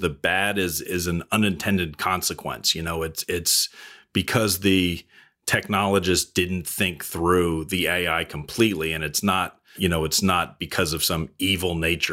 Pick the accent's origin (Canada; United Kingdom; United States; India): United States; New England; I grew up in New England on the coast